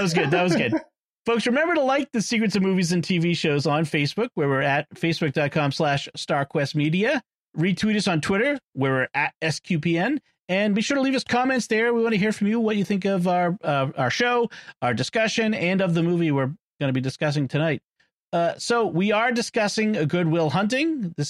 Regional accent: Boston, Massachusetts, United States; accent: Boston; Father Chip and I are both from Boston, I was born in Boston.

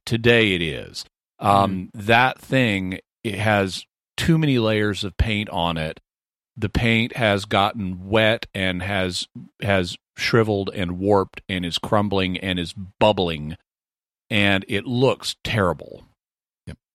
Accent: United States; also born or lived in Texas / Arkansas; I'm from Texas and Arkansas

